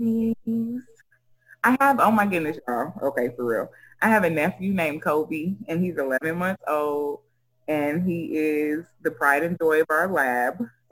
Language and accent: English; Sierra Leone; Oh, I said I was from Sierra Leone. So, yeah, we have the best beaches in the world, and I like to swim.